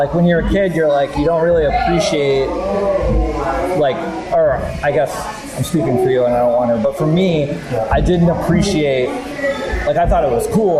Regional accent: Rye, New Hampshire, United States; now in Boston, United States; I grew up in Rye

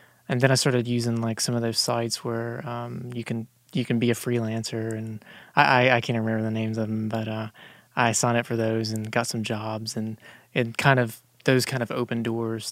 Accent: Tampa, Florida, United States; now in Dallas, United States; I'm from Tampa. Lived there for 13 years.

